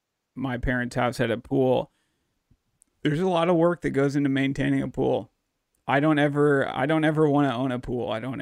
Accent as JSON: {"language": "English", "town": "Dallas", "region": "Texas", "country": "United States", "tie": "born or raised there", "also_born_or_lived": "Corpus Christi, Texas", "moved": "as an adult", "lives_now": "Missouri, United States", "said": "While I grew up down in Dallas, Texas"}